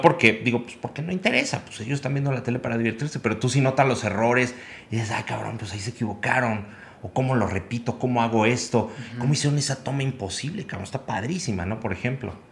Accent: Querétaro, Mexico; also born or lived in Mexico City; yo digo que soy queretano, nacido en la Ciudad de México

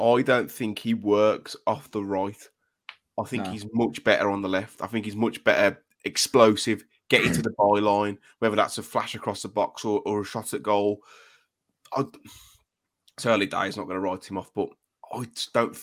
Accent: United Kingdom; as Brits, we

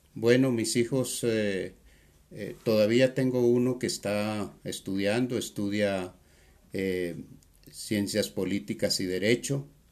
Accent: El Salvador; moved away; en mi país, El Salvador. Eh, nací en medio de unas circunstancias muy difíciles por la realidad salvadoreña

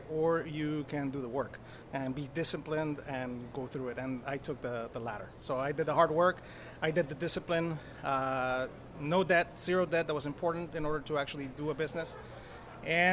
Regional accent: El Salvador; I was born in El Salvador.

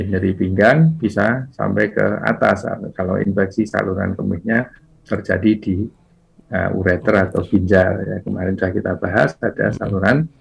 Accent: Java, Indonesia; kita orang Jawa

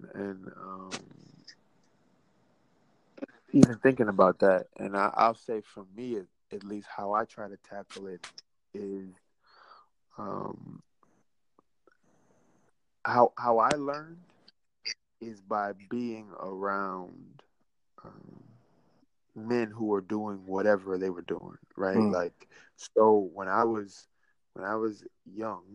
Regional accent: the South, United States; I'm from the South

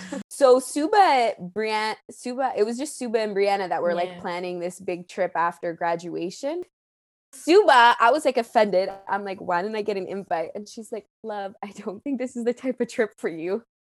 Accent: Ottawa, Ontario, Canada; moved away as an adult; now in Edmonton, Canada; I ah. currently live in Edmonton, Alberta, but I was born and raised in Ottawa

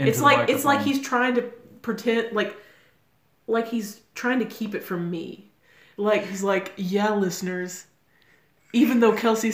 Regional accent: Canada; I'm Canadian, and I'm weighing

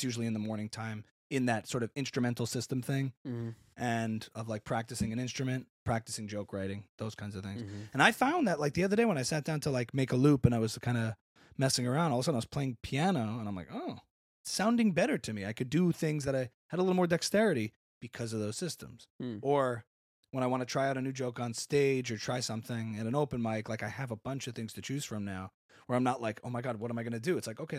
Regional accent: Louisiana, United States; I grew up in Louisiana.

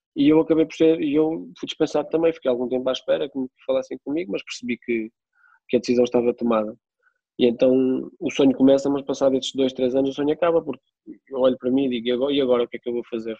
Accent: Peniche, Centro, Portugal; also born or lived in Coimbra; sou de Peniche

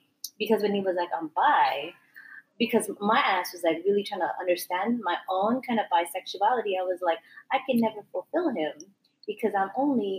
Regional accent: Philippines; So I'm Filipino. It's a different bracket of height.

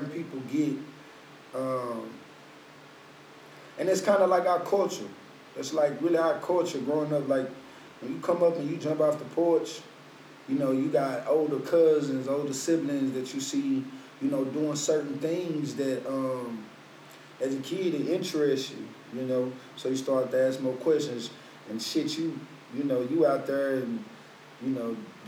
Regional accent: Fort Worth, Texas, United States; I'm from Fort Worth, Texas, Como, Texas, to be exact

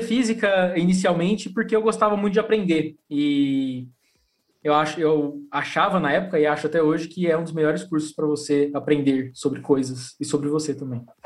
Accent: Limeira, São Paulo, Brazil; Eu sou de Limeira, interior de São Paulo

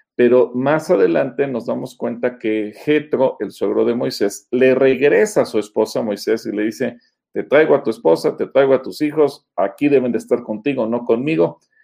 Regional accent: Mexico; los mexicanos, nuestro símbolo patrio, nuestro símbolo nacional es el águila

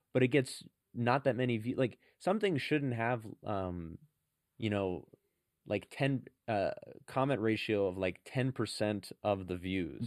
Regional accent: San Francisco, California, United States; I'm from San Francisco

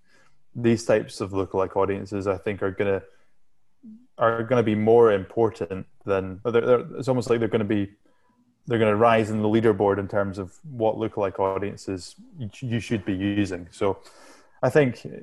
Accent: Shetland Islands, Scotland, United Kingdom; I'm from the Shetland Islands, which is go to Scotland and then go as far north as you possibly can in Scotland

